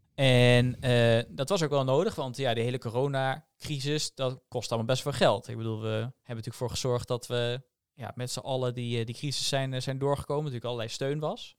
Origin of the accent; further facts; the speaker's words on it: Netherlands; als Nederlanders